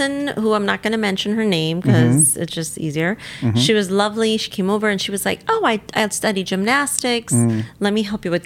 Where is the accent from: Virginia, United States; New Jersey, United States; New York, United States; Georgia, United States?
New York, United States; New York City; I grew up in Staten Island on this street